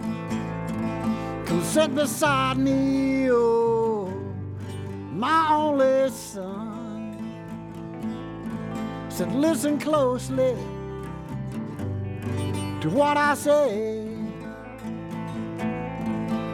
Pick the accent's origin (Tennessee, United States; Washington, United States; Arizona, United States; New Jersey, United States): Tennessee, United States; Bristol; born and raised in Bristol